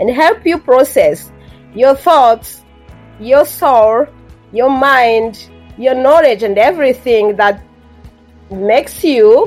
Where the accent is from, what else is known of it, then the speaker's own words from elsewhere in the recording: Rwanda; first language Kinyarwanda; English is a second language; moved away as an adult; now in Canada; I had my mother tongue, which is far from English. It's an African language, Kinyarwanda. And then I learned French in my elementary school and most of my high school. And then I was introduced to English mostly in my later years of high school and then at my undergrad education in Rwanda